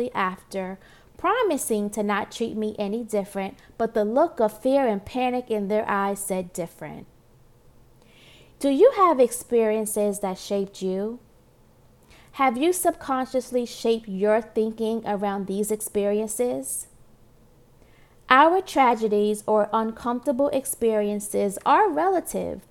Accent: New York City, New York, United States; Born and raised in Brooklyn, New York, Marcy Projects

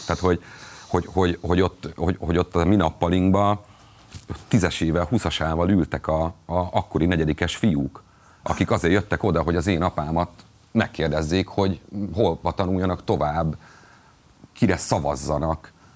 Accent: Borsod-Abaúj-Zemplén, Hungary; borsodi vagyok

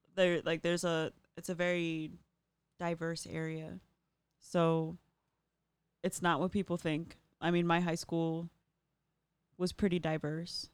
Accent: Apple Valley, Minnesota, United States; also born or lived in Lakeville, Minnesota; I grew up in Apple Valley, Lakeville

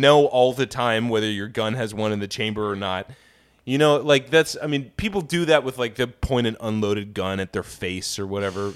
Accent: Kansas, United States; I come from Kansas. We're wheat-growing dipshits

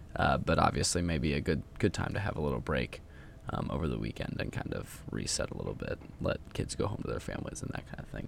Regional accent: Kansas City, United States; moved away; I am back in my hometown of Kansas City

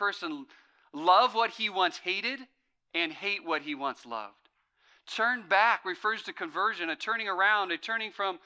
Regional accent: Fresno, California, United States; I grew up in Fresno where it's 110 in the summers

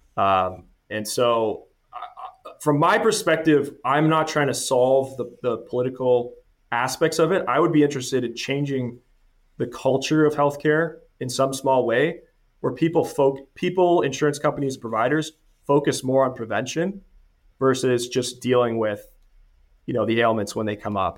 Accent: Canada; moved away as an adult; now in United States; I'm originally from Canada, studied finance, got the C F A, uh, right out of school in Canada.

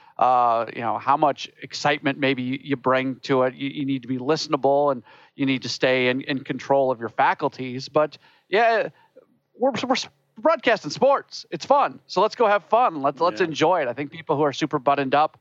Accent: St. Louis, Missouri, United States; moved away; I grew up in St. Louis

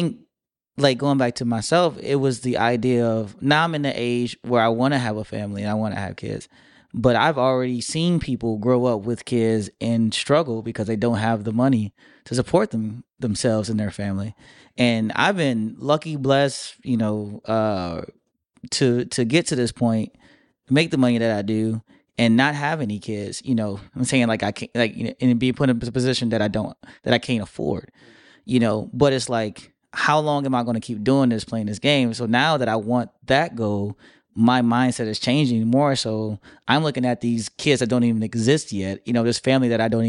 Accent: Michigan, United States; now in Miami, United States; Like, I came from Michigan all the way down to Miami with a hope and a dream, with $300 in my pocket, and now I do pretty good.

